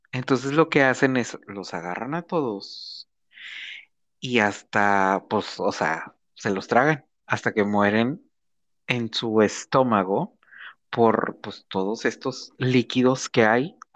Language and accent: Spanish; Sinaloa, Mexico; Porque aquí ya somos este, sinaloenses.